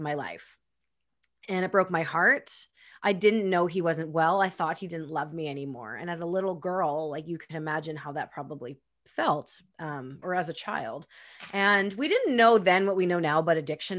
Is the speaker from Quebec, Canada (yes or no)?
no; Winnipeg, Manitoba, Canada; now in Pemberton, Canada; I was born and raised in Winnipeg, Manitoba